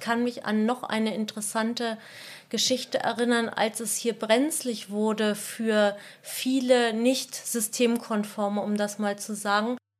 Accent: Cologne, North Rhine-Westphalia, Germany; der Aachener Weiher, ist für mich immer ein wunderschöner Freizeitpark gewesen, wo ich schon als kleines Kind im Winter Schlittschuh gelaufen bin

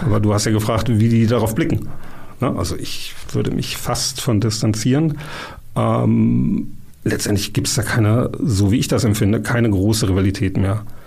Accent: Dortmund, North Rhine-Westphalia, Germany; ich bin ähm, gebürtiger Dortmunder

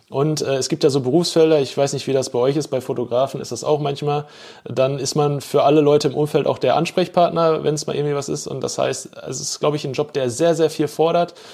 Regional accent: Bochum, North Rhine-Westphalia, Germany; da habe ich halt auch festgestellt, wie wichtig mir meine Heimatstadt ist und die Menschen, die hier leben.

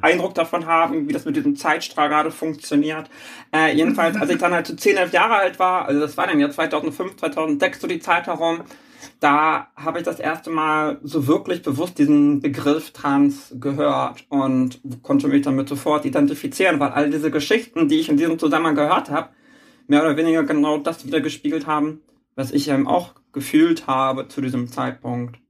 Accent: Schleswig-Holstein, Germany; moved away as an adult; now in Hamburg, Germany; ich bin gebürtige Hamburgerin, bin allerdings nach, als kleines Kind nach Schleswig-Holstein gezogen und bin da groß geworden

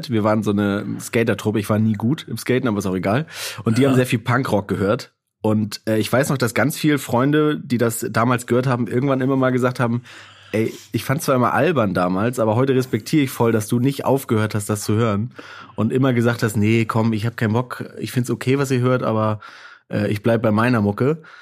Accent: Baltic coast, Germany; Wo bist du denn groß geworden? Äh, an der Ostsee, in einem kleinen Dorf an der Ostsee.

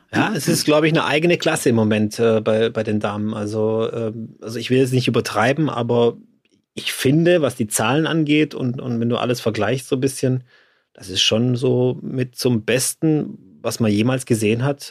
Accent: Swabia, Germany; aber ich bin ja Schwabe

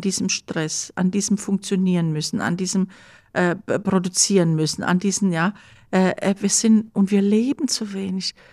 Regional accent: Germany; bei uns Deutschen

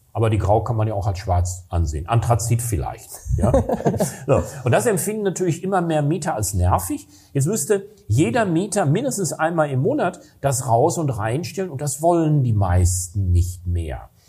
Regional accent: Recklinghausen, North Rhine-Westphalia, Germany; Recklinghausen, wo ich herkomme

